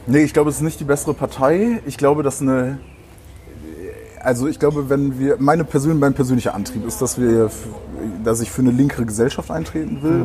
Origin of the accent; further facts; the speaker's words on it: Brühl, North Rhine-Westphalia, Germany; now in Bremen, Germany; ich komme ich komm ja nicht aus Bremen, sondern ich komme eigentlich aus dem Rheinland, in der Nähe von Köln, aus Brühl